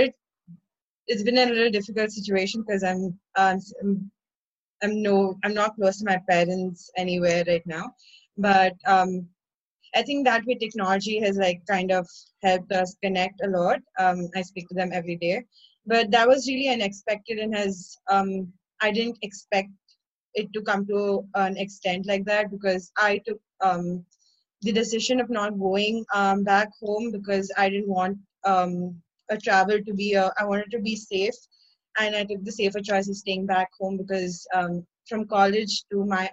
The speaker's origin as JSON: {"language": "English", "town": "Chennai", "region": "Tamil Nadu", "country": "India", "said": "I'm from Chennai, India"}